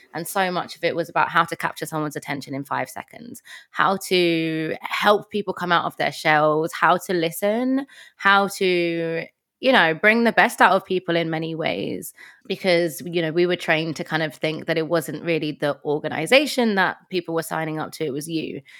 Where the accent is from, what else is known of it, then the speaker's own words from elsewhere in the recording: London, United Kingdom; moved away as an adult; now in Manchester, United Kingdom; So, I am from London. Um, I'm from Tottenham originally, but I live in Manchester.